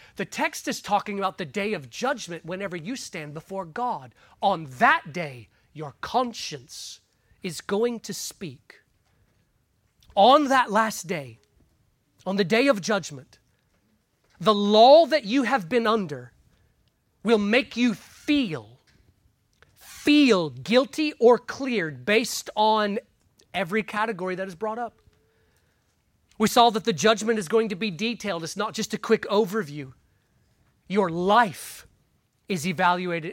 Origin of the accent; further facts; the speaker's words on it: United States; Us growing up in America